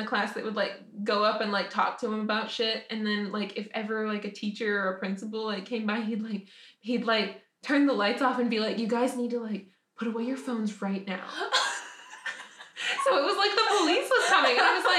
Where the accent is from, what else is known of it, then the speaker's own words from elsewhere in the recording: the South, United States; now in Nashville, United States; growing up in the South